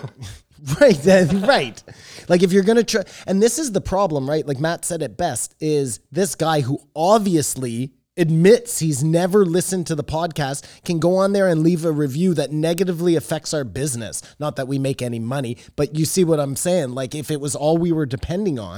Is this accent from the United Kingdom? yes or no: no; Canada